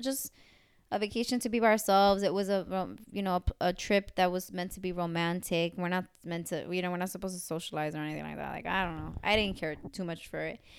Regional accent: United States; I'm American

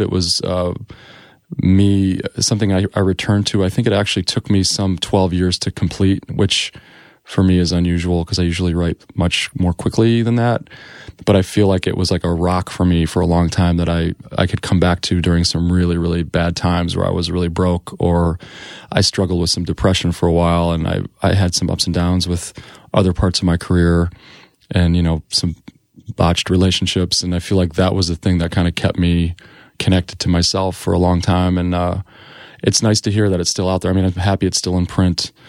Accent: Joliet, Illinois, United States; moved away as an adult; also born or lived in Iowa; now in New York City, United States; I grew up in Illinois, in Joliet, Illinois

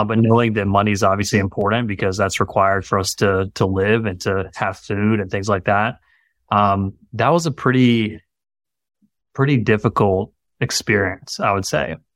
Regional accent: Greenville, South Carolina, United States; moved away as an adult; also born or lived in Augusta, Georgia; moved back to this area where we are now, which is my hometown in Greenville, South Carolina

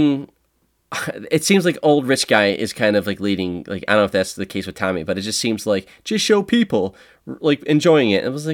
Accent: Buffalo, New York, United States; We're from Buffalo

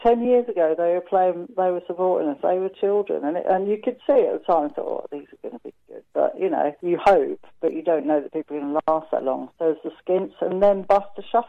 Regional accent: London, United Kingdom; I'm from London, and it rains a lot. We don't really do barbies.

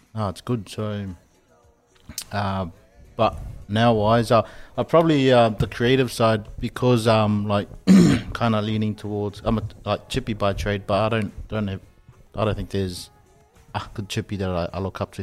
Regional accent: Samoa; moved away; growing up in Samoa was um, all my aunties and uncles were, were all pretty close.

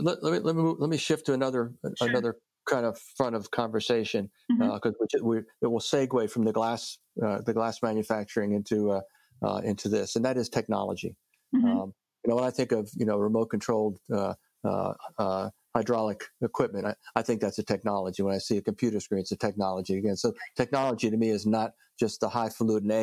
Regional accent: New Jersey, United States; I'm from New Jersey

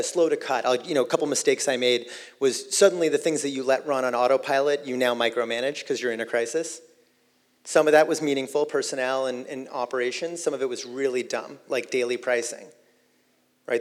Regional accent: Boston, Massachusetts, United States; a kid growing up in Boston

